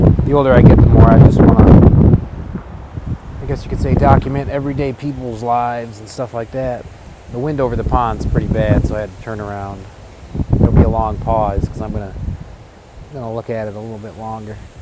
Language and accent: English; Taylor, Michigan, United States; in my hometown, which is a suburban city called Taylor.